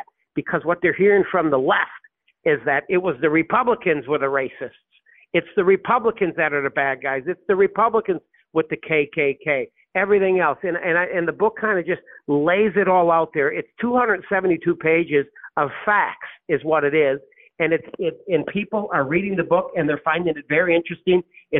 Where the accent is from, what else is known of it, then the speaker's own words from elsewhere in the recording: Texas, United States; And I'm a congressman from Texas.